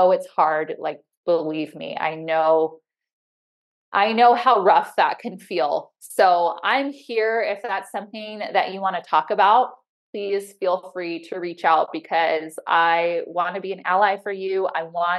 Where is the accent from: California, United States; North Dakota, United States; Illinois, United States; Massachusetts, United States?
Illinois, United States; also born or lived in Chicago / San Diego; now in Montana, United States; I grew up in Illinois